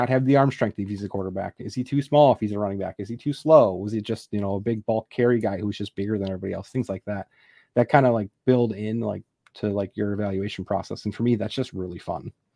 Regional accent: Wisconsin, United States; also born or lived in Texas; now in McKinney, United States; originally I'm from Wisconsin, so I'm a Packer fan

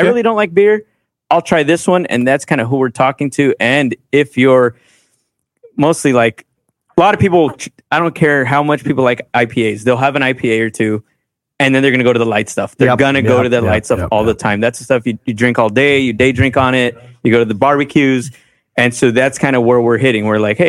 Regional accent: United States; Like, well, I'm American and I'm also Latino.

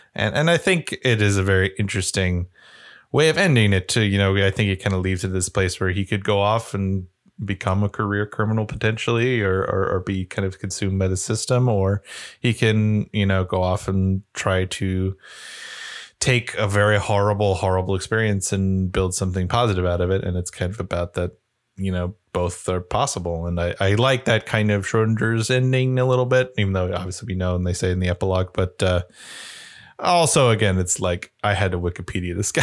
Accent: United States; being an American

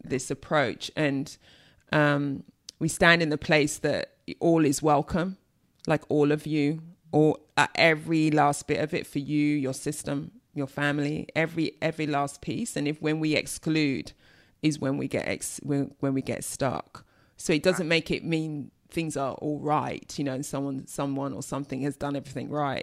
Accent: London, United Kingdom; I'm from East London

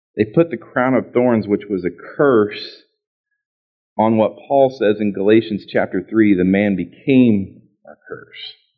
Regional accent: Tulsa, Oklahoma, United States; moved away as an adult; also born or lived in Dallas, Texas; I grew up in Tulsa, Oklahoma

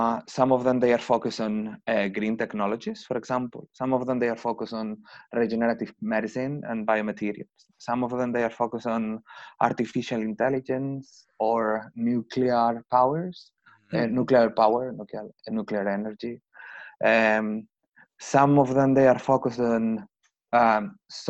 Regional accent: Spain; moved away as an adult; my country is a little bit different. As I said, I'm from Spain.

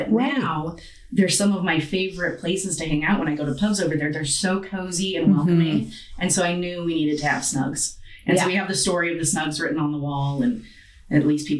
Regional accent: Coeur d'Alene, Idaho, United States; also born or lived in St Andrews, Scotland / Los Angeles / Washington, D.C.; I grew up in Coeur d'Alene. I'm a fourth generation Coeur d'Alene resident.

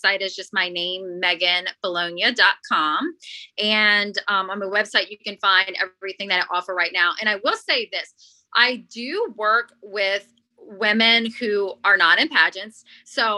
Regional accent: Louisiana, United States; my home state of Louisiana

